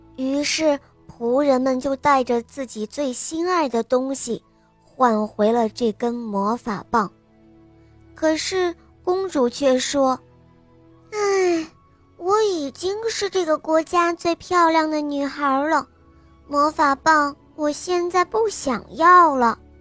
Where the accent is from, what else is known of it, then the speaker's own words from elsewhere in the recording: United States; Chinese is a second language; 我今年五岁了，我来自美国